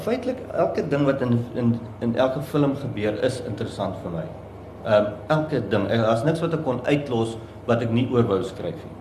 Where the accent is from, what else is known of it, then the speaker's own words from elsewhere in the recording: Somerset West, Western Cape, South Africa; also born or lived in Namibia; ek is oorspronklik van Namibië, daar gebore en ek het hier skool gegaan in Somersetwes en ek het hier gestudeer. En ek is nog altyd maar in die Kaap.